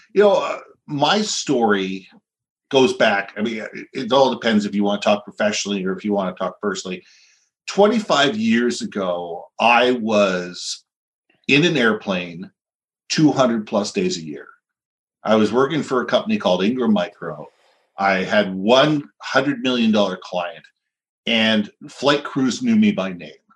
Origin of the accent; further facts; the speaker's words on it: Vancouver, British Columbia, Canada; moved away as an adult; also born or lived in Minneapolis, United States; I grew up here. I was in Vancouver till about 1987. Went through high school, elementary school.